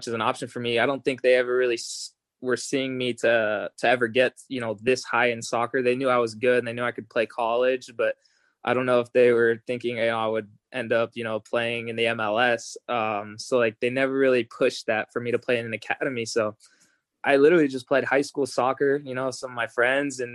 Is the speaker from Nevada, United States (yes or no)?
yes; Las Vegas, Nevada, United States; moved away as an adult; now in Los Angeles, United States; I grew up in Vegas. I moved there when I was 2 years old.